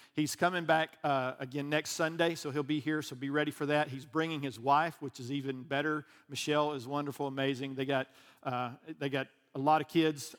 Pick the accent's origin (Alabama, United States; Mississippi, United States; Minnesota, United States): Alabama, United States; I'm from Alabama